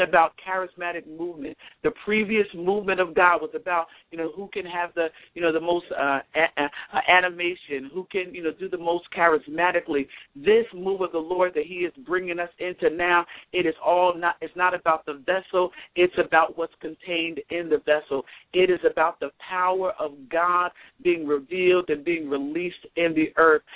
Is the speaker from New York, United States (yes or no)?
no; Rock Hill, South Carolina, United States; I'm from Rock Hill.